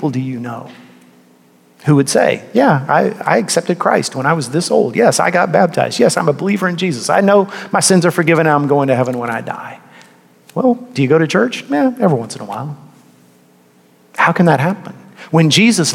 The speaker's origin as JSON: {"language": "English", "region": "Texas", "country": "United States", "tie": "born or raised there", "said": "I grew up in a part of Texas that was heavily Catholic."}